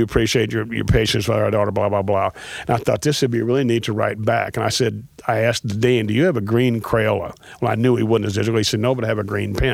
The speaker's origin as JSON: {"language": "English", "town": "St. Louis", "region": "Missouri", "country": "United States", "said": "we're from St. Louis"}